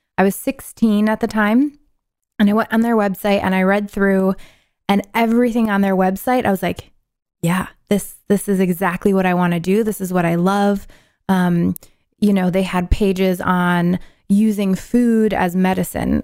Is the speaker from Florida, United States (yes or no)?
no; Syracuse, New York, United States; moved away; I'm originally from New York, upstate New York, Syracuse